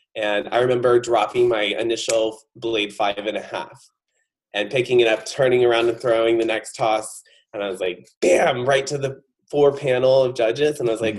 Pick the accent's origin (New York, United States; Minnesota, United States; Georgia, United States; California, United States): California, United States; Lodi; also born or lived in Stockton, California / Granite Bay, California; I am a Northern California native, so I was born in Stockton, California, raised in Lodi